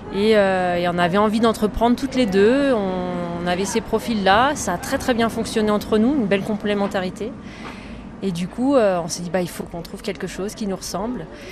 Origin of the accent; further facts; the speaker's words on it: Isère, Auvergne-Rhône-Alpes, France; now in Villard-de-Lans, France; je, suis née en Isère, je, suis l'Isère, je suis du coin